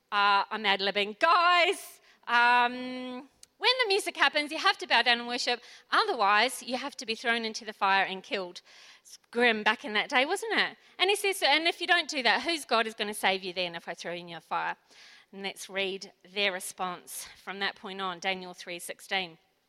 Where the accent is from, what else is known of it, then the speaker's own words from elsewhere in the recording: New Zealand; now in Port Lincoln, Australia; So I came from New Zealand. I didn't really know anything about bushfires until I got to beautiful Port Lincoln.